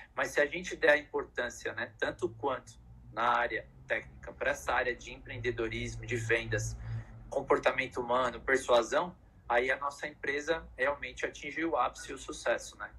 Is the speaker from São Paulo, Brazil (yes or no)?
yes; São Paulo, Brazil; eu que vim lá de Pirituba